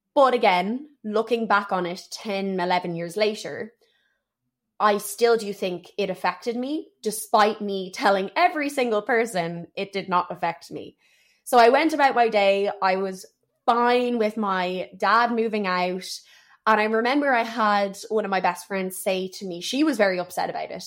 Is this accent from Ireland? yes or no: yes; Dublin, Leinster, Ireland; also born or lived in Paris, France; I've grown up in Dublin for most of my life